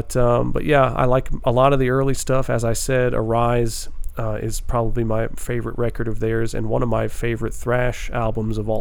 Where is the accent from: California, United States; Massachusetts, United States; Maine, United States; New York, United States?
New York, United States; We're going to New York here. It's my home state